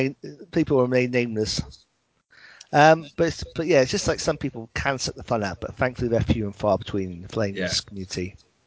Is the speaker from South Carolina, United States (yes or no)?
no; California, United States; Well, like I say, I come all the way from California to have a decent game.